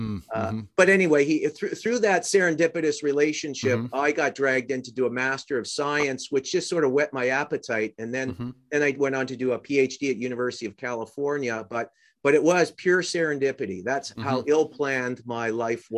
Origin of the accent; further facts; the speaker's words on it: Canada; moved away; growing up in Canada